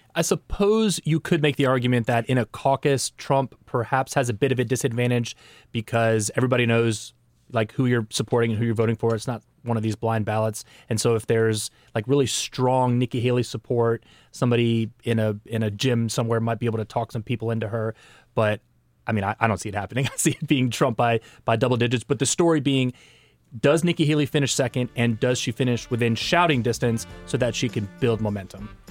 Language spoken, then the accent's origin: English; Netherlands; now in United States; I'm Dutch from the Netherlands